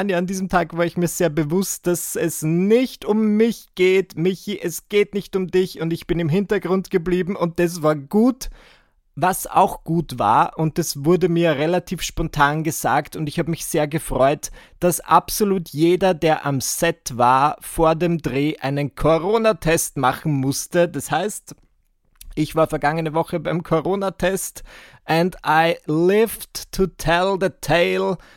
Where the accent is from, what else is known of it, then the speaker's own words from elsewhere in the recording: Burgenland, Austria; moved away as an adult; now in Vienna, Austria; Denn wie ihr wisst, ich bin im Burgenland aufgewachsen und ich, ich habe ein bisschen anders gesprochen, als ich heute spreche. Und dann bin ich im Alter von 18 Jahren nach Wien gezogen